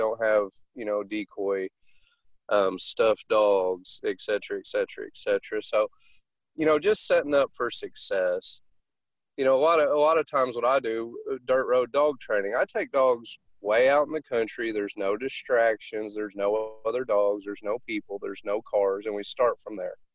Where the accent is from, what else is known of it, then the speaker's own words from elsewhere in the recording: Texas, United States; accent: Texan; a lot of my accent I picked up from Texas.